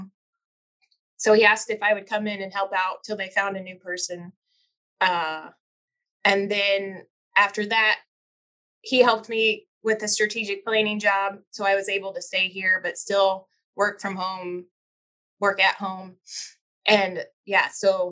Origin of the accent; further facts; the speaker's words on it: Missouri, United States; I grew up in Missouri and have two brothers